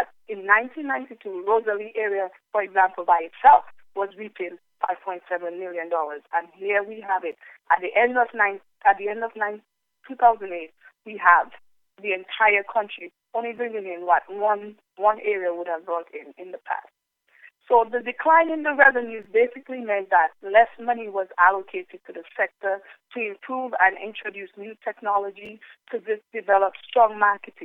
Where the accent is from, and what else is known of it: Dominica